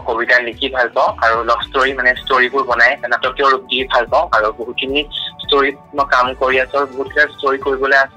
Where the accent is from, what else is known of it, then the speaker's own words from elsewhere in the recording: Sivasagar, Assam, India; also born or lived in Biswanath district; মোৰ ঘৰ শিৱসাগৰত বৰ্তমান মই চৈগড় মহাবিদ্যালয়ৰ গণসংযোগ বিভাগত দ্বিতীয় ষান্মাসিকৰ ছাত্ৰ